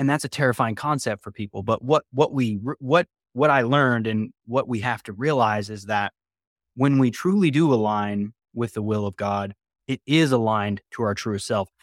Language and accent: English; West Virginia, United States; moved away; I grew up in West Virginia originally